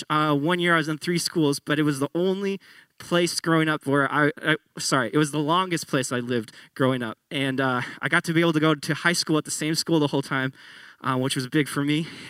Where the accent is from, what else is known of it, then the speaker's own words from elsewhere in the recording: Tualatin, Oregon, United States; also born or lived in Grants Pass / Salem; I went to high school in Tualatin, which is just south of Portland. I was born in Grants Pass. We lived in Salem for a while